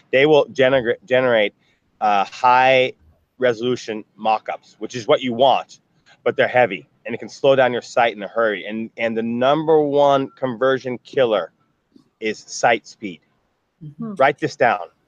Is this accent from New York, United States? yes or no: yes; New York, United States; you know I'm from New York. I grew. I, I, live in New York.